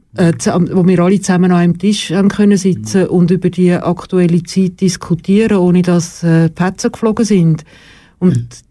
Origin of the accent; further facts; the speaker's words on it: Schlieren, Zurich, Switzerland; In Schlieren. Also Schlieren bei Zürich, nicht Schlieren bei Bern.